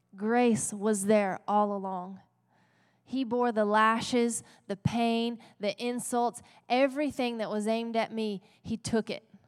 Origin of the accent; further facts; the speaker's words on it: Texas, United States; we are in Texas, right? We're gritty Texans.